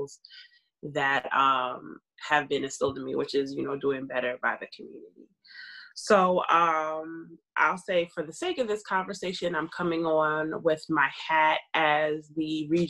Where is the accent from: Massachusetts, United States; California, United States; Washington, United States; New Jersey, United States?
New Jersey, United States; Pleasantville; moved away as an adult; also born or lived in Mays Landing, New Jersey / Atlantic City, New Jersey; now in Boston, United States; I am from Atlantic County, New Jersey. I am from Mays Landing. Okay. Grew up in Pleasantville